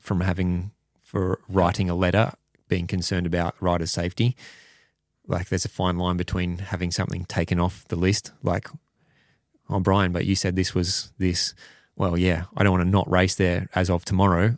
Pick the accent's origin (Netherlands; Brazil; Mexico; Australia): Australia; Perth, Western Australia; I'm from Perth and Wanneroo Racetrack is the local one at home